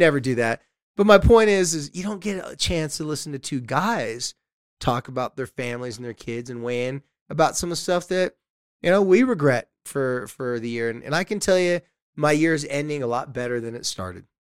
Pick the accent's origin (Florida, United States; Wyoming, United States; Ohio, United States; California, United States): California, United States; Carlsbad; my hometown's Carlsbad, Legoland's